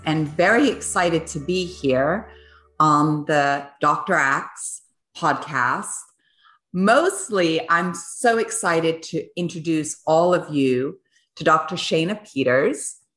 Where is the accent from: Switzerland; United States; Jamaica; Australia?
Switzerland; I was born in Switzerland, and I was born on a biodynamic farm.